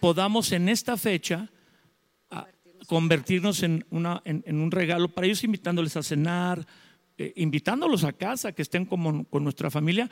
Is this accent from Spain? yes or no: no; Mexico; yo soy mexicano